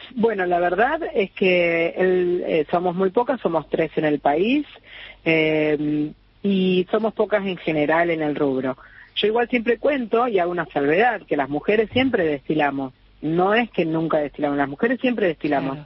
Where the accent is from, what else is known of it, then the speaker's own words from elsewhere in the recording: Rosario, Santa Fe, Argentina; moved away as an adult; also born or lived in Barcelona, Spain / Ibiza, Spain / Formentera, Spain; Yo, bueno, nací en Rosario, estudié diseño